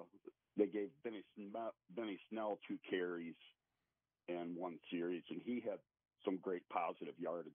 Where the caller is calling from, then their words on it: Sandusky, Ohio, United States; I'm actually in Sandusky, Ohio.